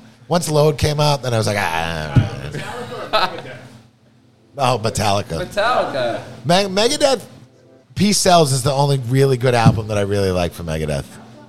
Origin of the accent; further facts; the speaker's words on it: Massachusetts, United States; now in New York, United States; Massachusetts originally, and then I've been in New York for like 26 years now.